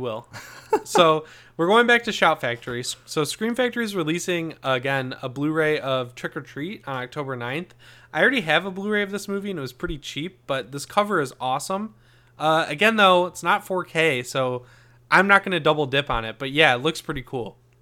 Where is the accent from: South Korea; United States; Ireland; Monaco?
United States; Michigan; I'm from Michigan.